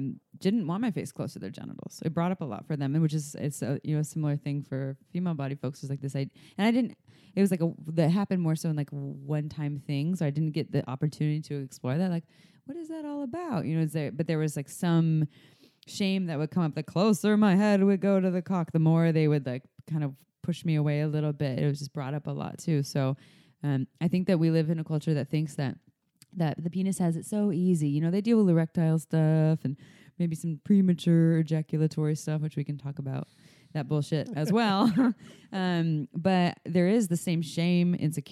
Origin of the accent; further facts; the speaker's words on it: United States; I'm the American